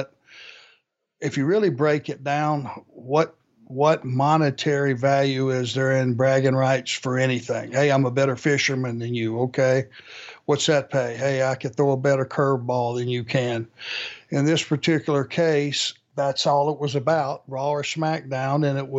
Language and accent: English; Minnesota, United States; Well, number one, I am from Southern Minnesota.